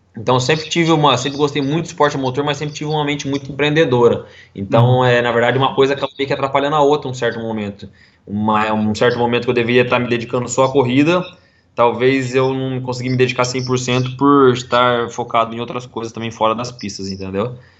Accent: Londrina, Paraná, Brazil; a gente mudou da onde eu nasci, né, na casa que eu nasci, para uma uhum. casa que era duas ruas para baixo do autódromo de, daqui de Londrina

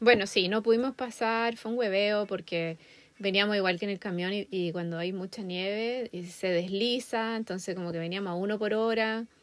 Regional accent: Chile; moved away as an adult; also born or lived in Australia; now in United States; yo, soy de Chile

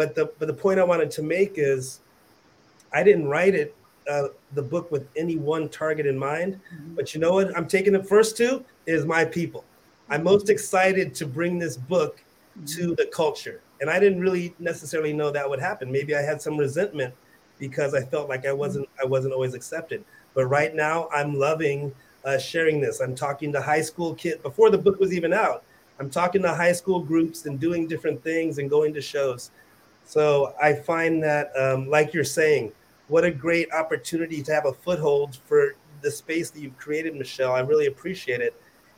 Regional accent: West Coast, United States; I was a Army brat, so I grew up on the West Coast around a lot of white people.

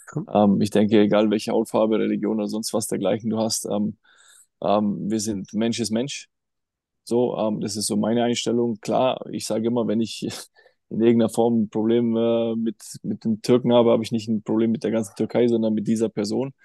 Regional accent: Germany; bei uns in Deutschland

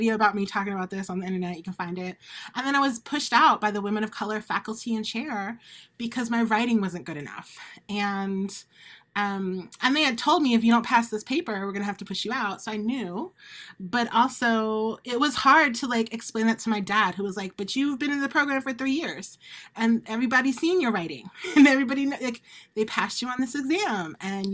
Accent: Maryland, United States; moved away; I claim Maryland is up South

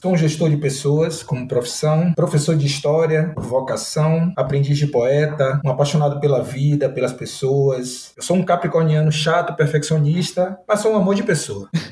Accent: Northeast Region, Brazil; eu sou do Nordeste

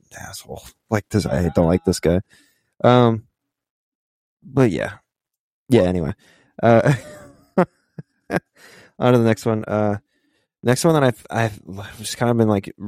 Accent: United States; I'm an American

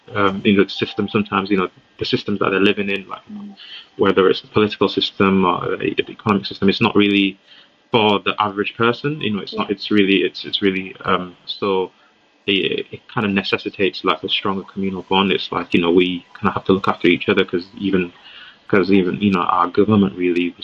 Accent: Leeds, Yorkshire and the Humber, United Kingdom; also born or lived in Nigeria / Riyadh, Saudi Arabia; I've been living in Leeds most of my life, like over 20 plus years. So a lot of my formative years in Leeds

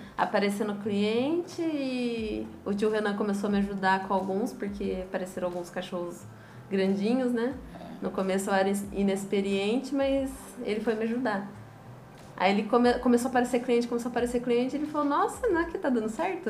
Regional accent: Taubaté, São Paulo, Brazil; moved away as an adult; now in São Vicente, Brazil; Eu sou de Taubaté, interior de São Paulo

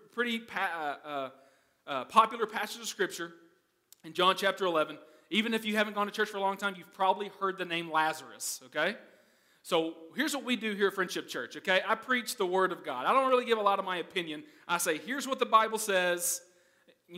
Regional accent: United States; moved away as an adult; now in Netherlands; I'm American

